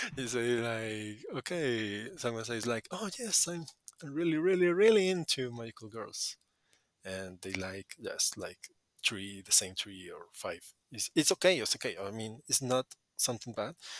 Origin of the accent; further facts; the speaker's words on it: Colombia; English is a second language; I'm from Colombia